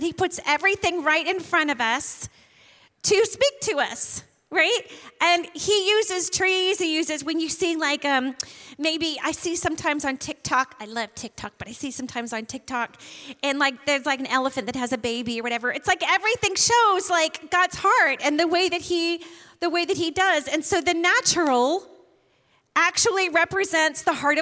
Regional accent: Maine, United States; moved away; I'm from Maine originally, and Shannon and I like to go visit my family

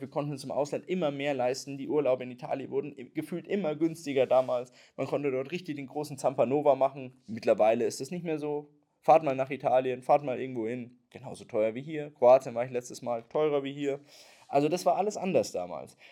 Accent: Germany; wir halt über Jahrzehnte als Deutsche

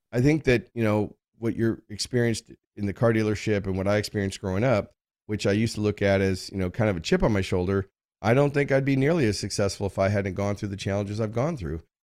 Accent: United States; I grew up in America, I'm a, a white male

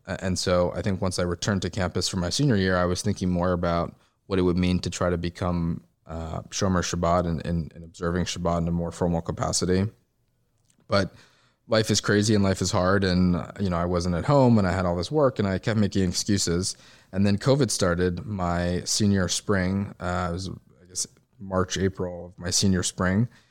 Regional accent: New York City, New York, United States; moved away as an adult; now in Tel Aviv, Israel; I grew up in New York City on the Upper East Side

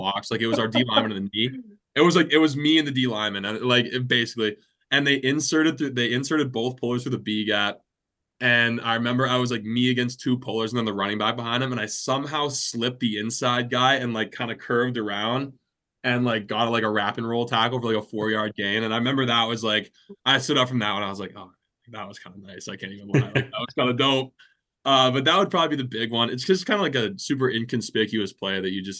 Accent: Alberta, Canada; moved away as an adult; also born or lived in Oregon; now in Saskatoon, Canada; Growing up in Alberta

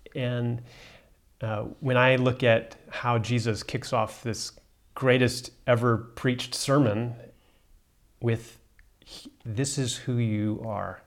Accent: United States; now in South Africa; as an American

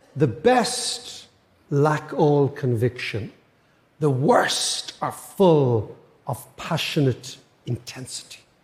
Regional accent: Ireland; I'm an Irish economist

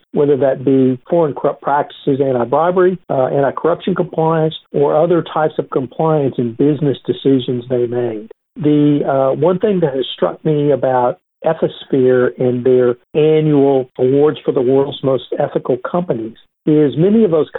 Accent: Texas, United States; I'm a Texan

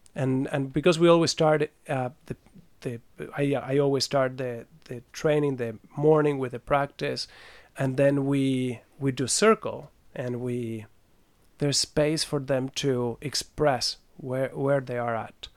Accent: Buenos Aires, Argentina; also born or lived in France; now in Switzerland; born in France, I grew up in Buenos Aires.

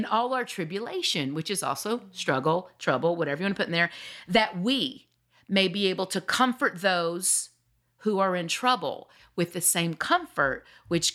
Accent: the South, United States; we're from the South

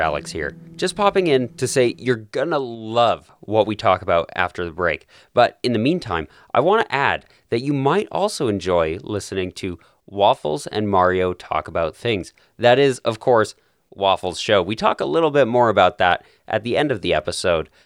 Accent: Calgary, Alberta, Canada; my hometown of Calgary

